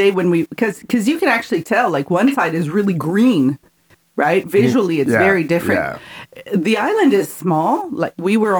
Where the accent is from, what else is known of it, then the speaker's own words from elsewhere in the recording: Brazil; now in Canada; I'm from Brazil. I'm from a very tropical country.